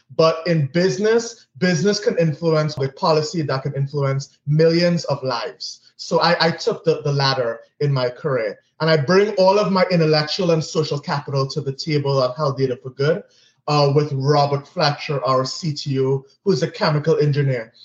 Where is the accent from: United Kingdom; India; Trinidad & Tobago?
Trinidad & Tobago; moved away as an adult; also born or lived in Grenada / Miami / New York City; born and raised in Trinidad and Tobago